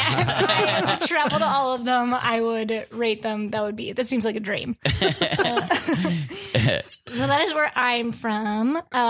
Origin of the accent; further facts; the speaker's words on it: close to Gettysburg and Harrisburg, central Pennsylvania, United States; moved away; I'm from Pennsylvania. Okay. And yeah, I lived there all my life.